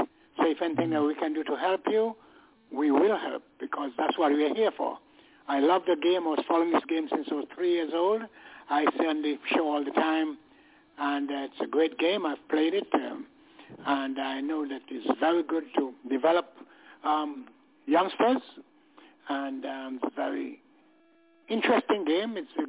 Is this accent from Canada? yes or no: no; Montserrat; born there; also born or lived in England; I was born in Montserrat, West Indies, educated in England, and played for a club in Middlesex.